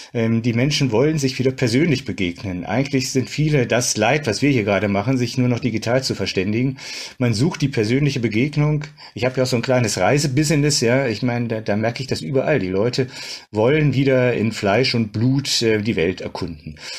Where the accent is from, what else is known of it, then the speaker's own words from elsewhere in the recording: Düsseldorf, North Rhine-Westphalia, Germany; ich bin im Düsseldorfer Süden groß geworden